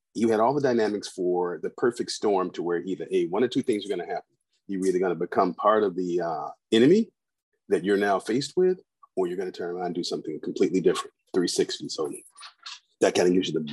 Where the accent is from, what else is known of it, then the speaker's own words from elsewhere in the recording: Chicago, Illinois, United States; growing up in the inner city of Chicago